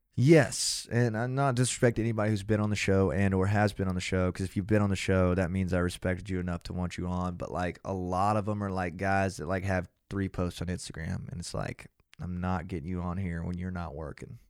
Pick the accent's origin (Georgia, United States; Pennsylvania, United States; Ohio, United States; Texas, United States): Georgia, United States; Athens